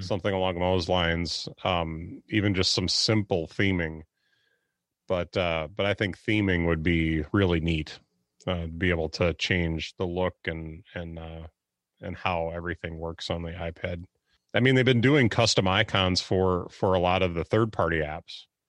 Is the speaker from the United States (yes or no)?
yes; Wisconsin, United States; I'm from Wisconsin.